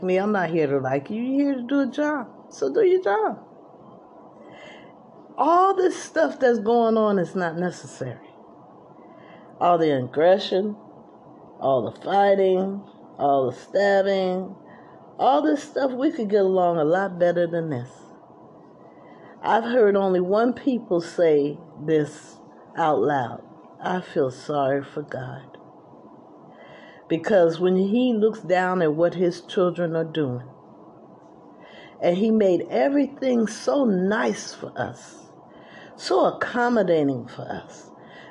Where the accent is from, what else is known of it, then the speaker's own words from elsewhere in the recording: New Jersey, United States; also born or lived in Atlanta, Georgia; I was from New Jersey